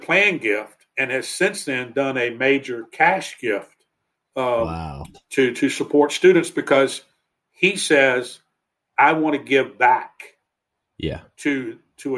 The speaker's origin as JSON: {"language": "English", "region": "North Carolina", "country": "United States", "tie": "born or raised there", "said": "I grew up in North Carolina, it might've been somebody I went to high school"}